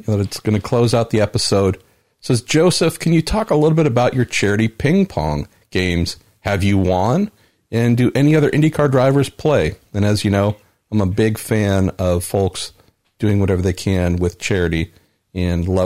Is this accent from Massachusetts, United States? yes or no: no; California, United States; moved away; I'm a Californian transplanted